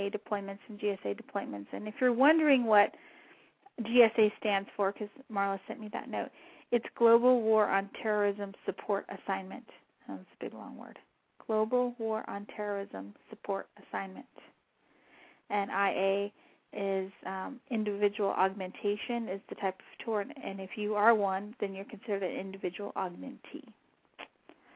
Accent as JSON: {"language": "English", "region": "New Mexico", "country": "United States", "said": "I'm from New Mexico"}